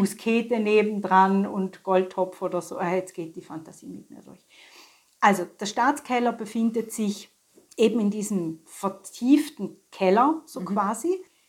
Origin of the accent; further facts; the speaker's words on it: St. Gallen, Switzerland; bei uns in St. Gallen